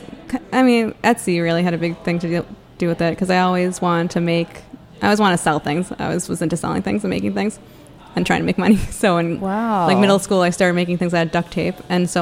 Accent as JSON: {"language": "English", "town": "Deerfield", "region": "Massachusetts", "country": "United States", "also_born_or_lived": "Boston, Massachusetts", "moved": "as an adult", "lives_now": "Washington, D.C., United States", "said": "I'm from Deerfield, Massachusetts, which is in Western Mass. Yeah, and I moved to D.C. about, I don't know, 2010."}